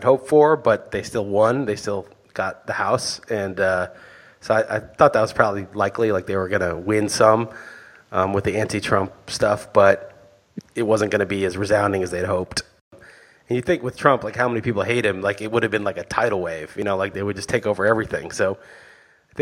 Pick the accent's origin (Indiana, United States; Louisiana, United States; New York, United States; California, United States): New York, United States; I grew up in New York.